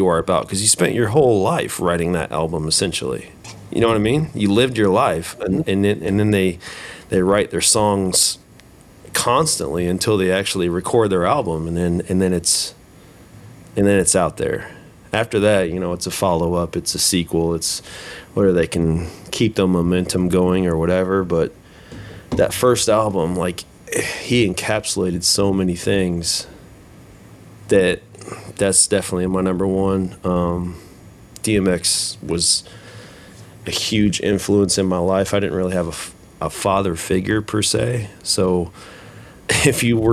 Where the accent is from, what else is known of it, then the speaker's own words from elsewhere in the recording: Huber Heights, Ohio, United States; growing up in Heber Heights, going to school at Wayne